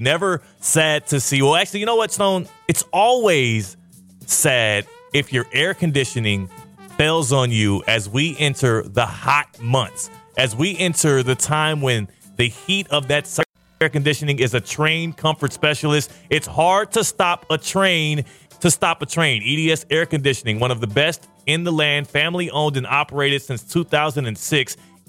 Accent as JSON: {"language": "English", "town": "Houston", "region": "Texas", "country": "United States", "tie": "born or raised there", "said": "I grew up in Houston. I grew up in Houston."}